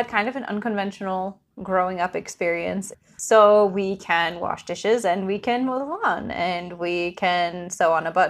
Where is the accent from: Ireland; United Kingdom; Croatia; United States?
United States; New England; We're sisters, obviously. We grew up in New England.